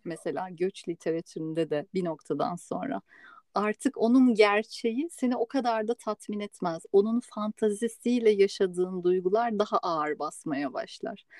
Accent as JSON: {"language": "Turkish", "region": "Istanbul", "country": "Turkey", "tie": "born or raised there", "moved": "as an adult", "lives_now": "Spain", "said": "ben de doğma büyüme İstanbul'da olduğum için İspanya'ya göç edene kadar"}